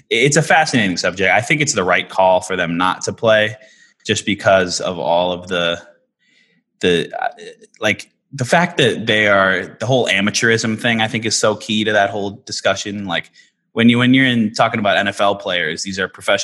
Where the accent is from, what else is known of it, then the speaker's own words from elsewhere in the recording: Minnesota, United States; I'm from Minnesota, but I went to Northwestern